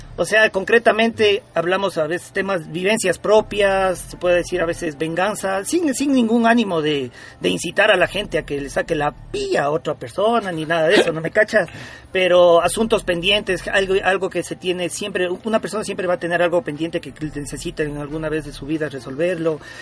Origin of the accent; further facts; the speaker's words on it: Ecuador; somos una banda ecuatoriana, ¿no? orgullosamente ecuatoriana